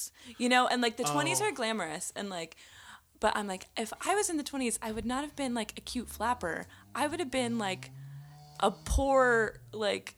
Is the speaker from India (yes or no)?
no; Sandpoint, Idaho, United States; now in Missoula, United States; I'm from Sandpoint, Idaho